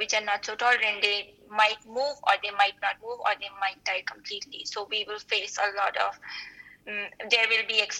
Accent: the mountains near the Himalayas, India; I am from India, and I'm from the mountains near the Himalayas

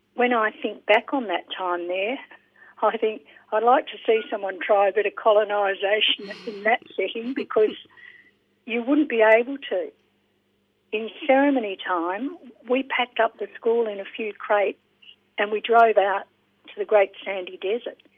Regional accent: Australia; also born or lived in Tonga; as an Australian volunteer

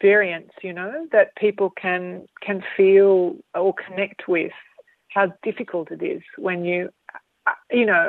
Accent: Australia; I am really Australian. And being born here

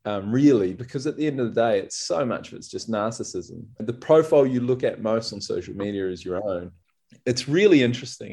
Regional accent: New Zealand; now in Australia; I'm a Kiwi, so we'd so often go back to New Zealand

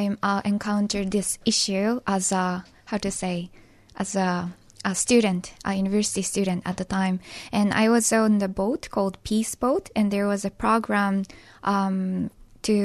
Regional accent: Hiroshima, Japan; English is a second language; growing up in Hiroshima

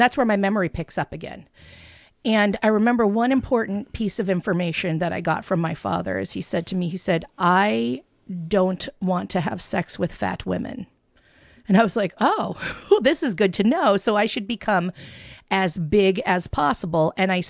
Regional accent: California, United States; So I was born in the Central Valley of California in the United States, which is the breadbasket. It is a farming community. My family, we're Jewish, but we had pigs. We're pig farmers

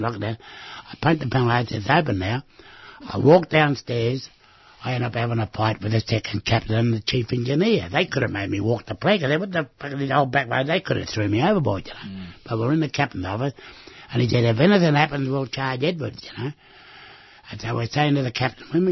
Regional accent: Australia; I said, Australia

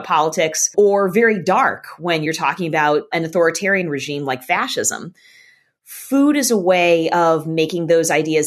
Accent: Boston, Massachusetts, United States; I'm originally from Boston in the northeastern United States

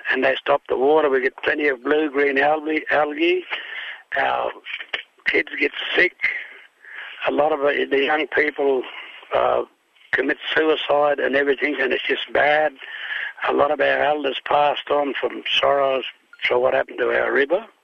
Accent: Wilcannia, New South Wales, Australia; I am from Wilcannia in western New South Wales.

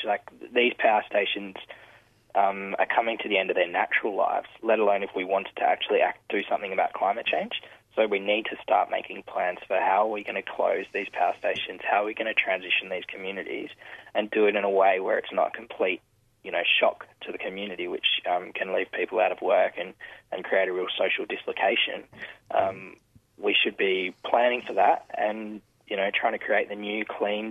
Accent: South Australia, Australia; in my home state

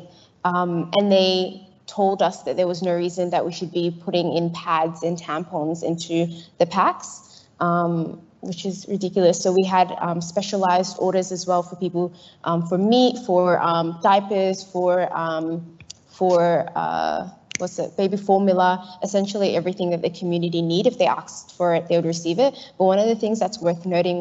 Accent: Melbourne, Victoria, Australia; I'm from Carlton, not from North Melbourne in Flemington

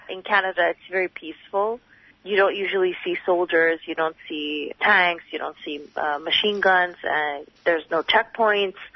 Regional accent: Northern District, Israel; I come from historic Palestine. I come from the Galilee. So the Galilee is inside Israel right now.

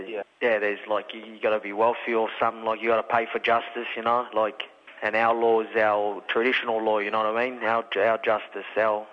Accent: Perth, Western Australia, Australia; now in Victoria, Australia; Yeah, I'm Noongar Yamiji from Perth. My dad's Italian, my mum's Aboriginal.

